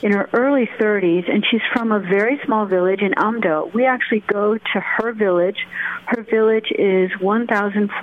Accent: United States; for me as an American

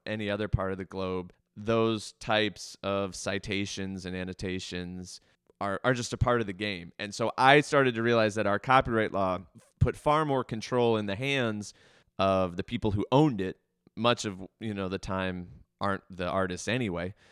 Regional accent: Baltimore, Maryland, United States; I grew up here in Baltimore. I grew up in the county.

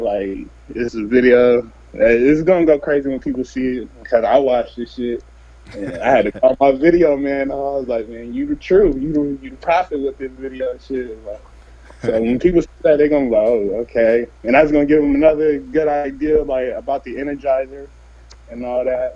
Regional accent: Stockton, California, United States; I'm from Stockton, California

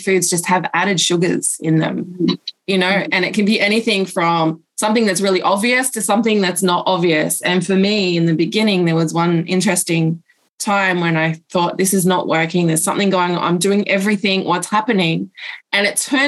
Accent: Australia; now in Pacific Islands; even though I'm from Australia, I actually live over in the Pacific Islands

